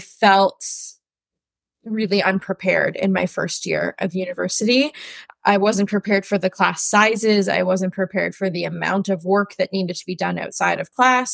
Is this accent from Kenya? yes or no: no; Ottawa, Ontario, Canada; I grew up in Ottawa in the West End, and I still live in the West End now.